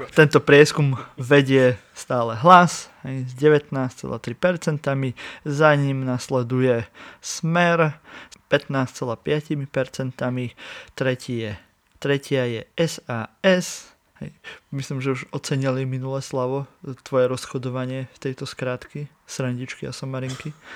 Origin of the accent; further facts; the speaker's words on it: Stará Ľubovňa, Prešov Region, Slovakia; som z Ľubovne, kde sa vyrába aj dokonca ten double cross